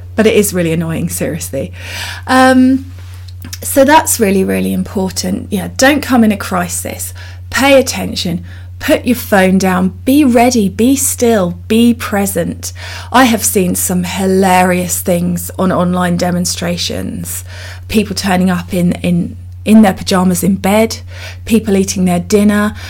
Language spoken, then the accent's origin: English; United Kingdom; I'm so British